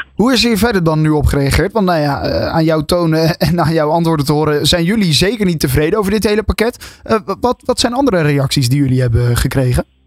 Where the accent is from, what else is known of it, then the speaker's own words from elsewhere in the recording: Netherlands; als Nederland zijnde